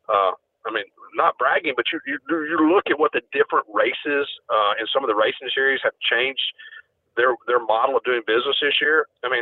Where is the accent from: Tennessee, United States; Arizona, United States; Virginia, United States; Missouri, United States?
Tennessee, United States; Lawrenceburg; growing up in Lawrenceburg